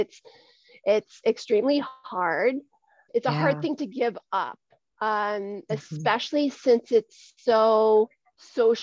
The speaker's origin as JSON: {"language": "English", "area": "Dutchess County", "region": "New York", "country": "United States", "tie": "born or raised there", "said": "I am from Dutchess County, New York, which is located between Albany and New York City. It's where I grew up."}